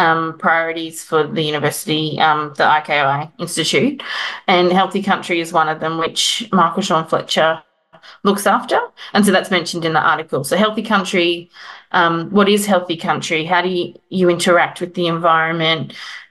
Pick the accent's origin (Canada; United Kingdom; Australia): Australia; Queensland; moved away as an adult; now in Melbourne, Australia; I'm from Queensland and was in Melbourne, and none of my family lived down there